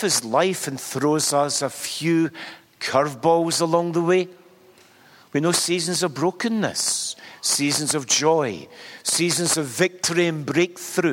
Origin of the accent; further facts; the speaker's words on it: Glasgow, Scotland, United Kingdom; accent: Glasgow; I was born in Glasgow in the 1950s. I just made the 1950s, and no more. I speak with a Glasgow accent